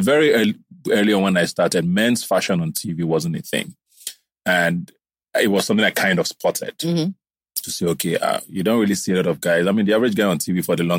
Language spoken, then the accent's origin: English; Nigeria; I grew up around Nigeria a lot.